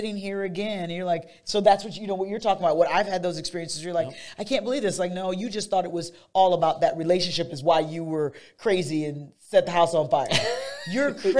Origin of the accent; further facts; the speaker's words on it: Fort Wayne, Indiana, United States; also born or lived in Illinois; Fort Wayne